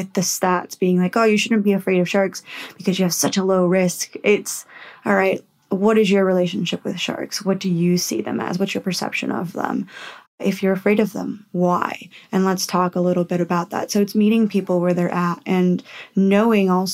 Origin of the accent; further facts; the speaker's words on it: Puerto Rico; now in Western Australia, Australia; my home country. So I'm from Puerto Rico